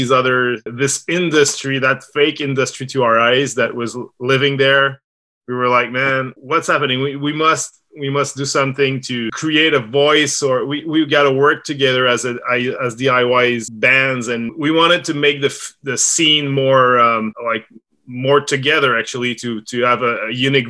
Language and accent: English; Quebec, Canada; I was born here in Quebec, I grew up listening only to American bands